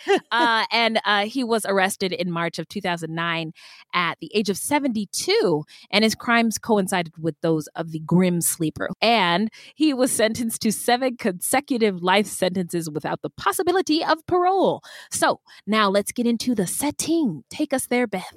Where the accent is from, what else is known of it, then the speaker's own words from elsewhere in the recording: California, United States; I grew up in California